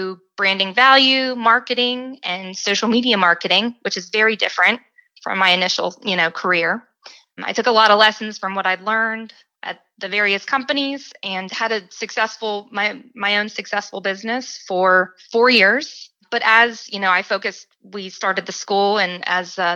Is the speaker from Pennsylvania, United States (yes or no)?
no; West Virginia, United States; moved away; also born or lived in North Carolina; I was born and raised in West Virginia